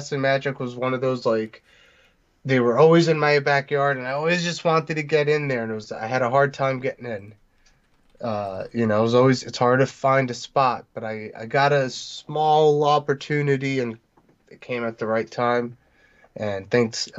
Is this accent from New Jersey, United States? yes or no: yes; New Jersey, United States; also born or lived in New York; I was born in New York, lived there for a few years, moved here to beautiful New Jersey